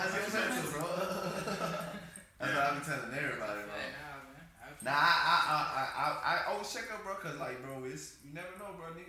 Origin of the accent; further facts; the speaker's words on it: Miami, Florida, United States; But growing up, I'm from Dade, bro.